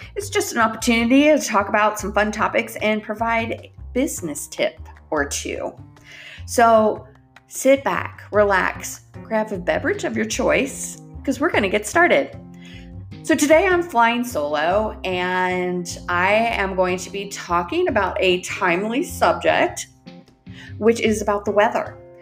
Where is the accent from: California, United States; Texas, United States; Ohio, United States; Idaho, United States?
Ohio, United States; now in Northwest Arkansas, United States; I grew up in Ohio.